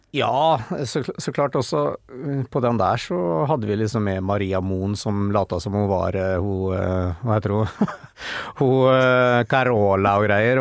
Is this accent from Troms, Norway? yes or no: no; Fredrikstad, Østfold, Norway; de fra Trosvik, der jeg bodde